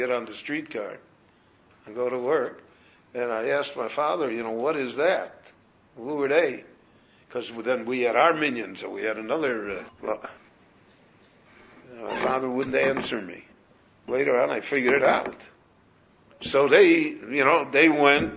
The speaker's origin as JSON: {"language": "English", "town": "Chicago", "region": "Illinois", "country": "United States", "tie": "born or raised there", "moved": "yes", "said": "When I grew up in Chicago, we knew every Shomer Shabbos in Chicago"}